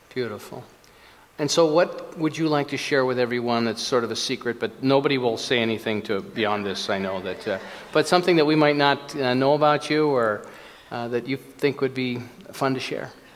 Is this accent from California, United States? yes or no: no; Minnesota, United States; I was born in Minnesota